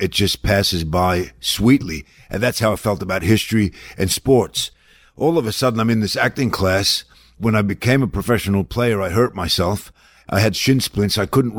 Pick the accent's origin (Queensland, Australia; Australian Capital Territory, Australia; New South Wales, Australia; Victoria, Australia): Victoria, Australia; Melbourne; now in United States; Because I came from Melbourne, Australia, off the plane